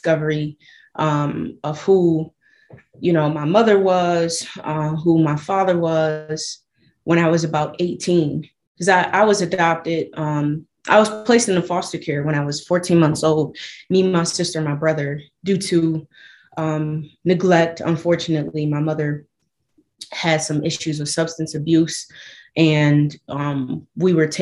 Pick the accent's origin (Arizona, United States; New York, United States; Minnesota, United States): New York, United States; Buffalo; I was born and raised in Buffalo, New York.